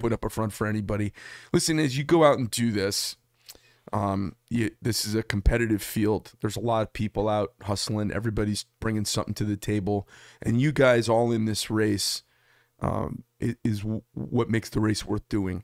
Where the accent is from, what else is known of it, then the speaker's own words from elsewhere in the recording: United States; as an American